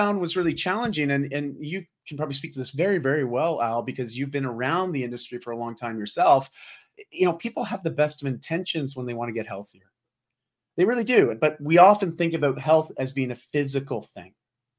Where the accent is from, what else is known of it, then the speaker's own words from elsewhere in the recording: Ontario, Canada; moved away as an adult; now in Vancouver, Canada; I grew up just outside of Toronto, Ontario, so the eastern side of Canada, or more mid-east, and moved up to Vancouver when I was 18 after I graduated high school.